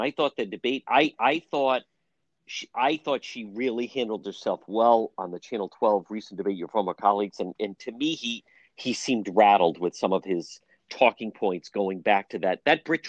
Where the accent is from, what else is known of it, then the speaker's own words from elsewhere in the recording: Cranston, Rhode Island, United States; I grew up in Edgewood.